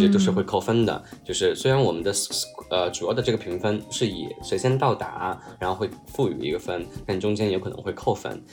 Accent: Chongqing, China; moved away; 我其实是从池，山城从青长大的

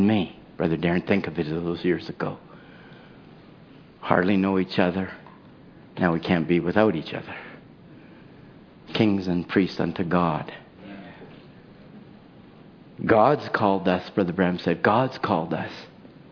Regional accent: Chilliwack, British Columbia, Canada; I'm from Chilliwack

